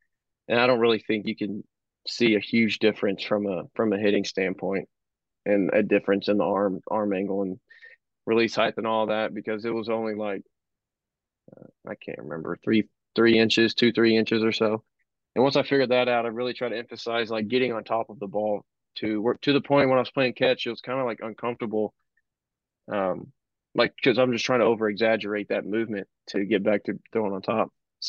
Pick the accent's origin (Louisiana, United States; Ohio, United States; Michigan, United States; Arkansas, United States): Arkansas, United States; Cabot; Oh yeah.